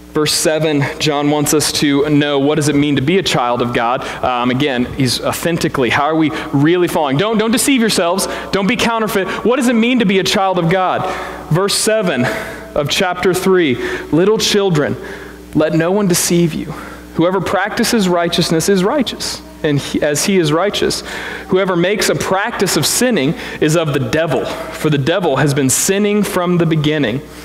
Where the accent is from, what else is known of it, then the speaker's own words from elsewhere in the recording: Springfield, Missouri, United States; I'm from Springfield, Spring Vegas, right? And, uh, and so everything down there is the Ozarks